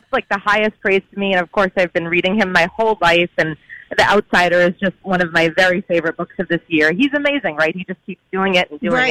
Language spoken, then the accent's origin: English; New England, United States; also born or lived in Providence; now in Boston, United States; I'm from New England.